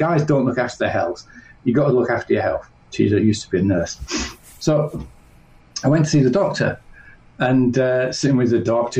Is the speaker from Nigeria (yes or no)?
no; north of England, United Kingdom; I grew up in England, in the north of England.